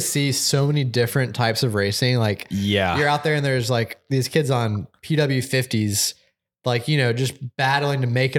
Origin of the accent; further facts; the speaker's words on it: Atlanta, Georgia, United States; growing up in Atlanta